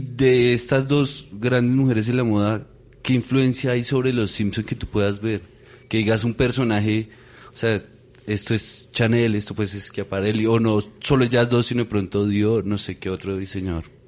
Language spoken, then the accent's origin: Spanish; Bogotá, Colombia; yo crecí en el Tunal